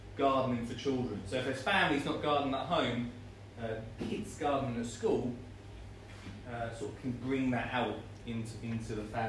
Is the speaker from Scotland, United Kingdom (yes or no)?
no; Essex, East of England, United Kingdom; I'm from Essex